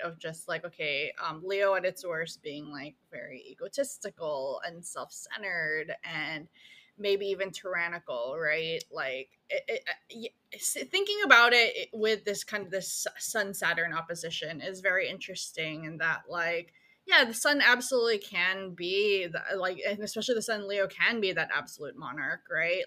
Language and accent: English; Philippines; I was born in the Philippines